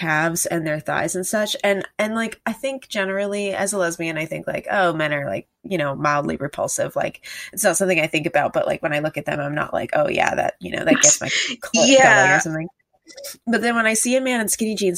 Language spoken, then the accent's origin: English; United States; as an American